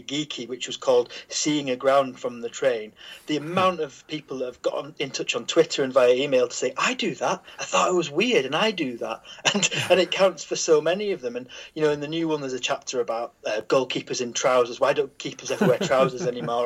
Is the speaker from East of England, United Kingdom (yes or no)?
no; Teesside, North East England, United Kingdom; moved away; I was born on Teesside